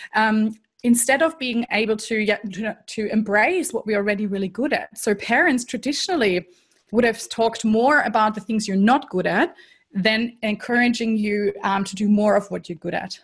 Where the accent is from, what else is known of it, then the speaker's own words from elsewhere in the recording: Germany; accent: German; English is a second language; moved away as an adult; also born or lived in Canada / United States; now in Melbourne, Australia; I am actually German originally, so people might be able to tell from the accent that is still somewhere there. Um, and I grew up in Germany